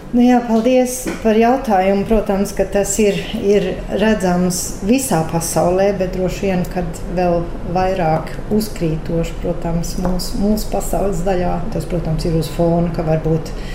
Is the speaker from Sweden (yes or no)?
yes; Sweden; es dzimu Zviedrijā, tāpēc ka man vecāki aizbēga no Latvijas